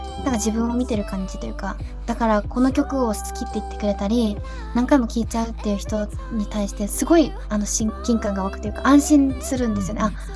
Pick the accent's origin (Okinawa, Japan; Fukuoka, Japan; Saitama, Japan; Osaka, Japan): Okinawa, Japan; moved away as an adult; now in Tokyo, Japan; 沖縄にいた時は、本当に自分自分っていう自分軸で動くことができていたなと思うんですけど、はい、それこそ本当に家族のサポートとかがあって、好き放題やらせてもらってたな感覚があったんですけど上京してみるとですね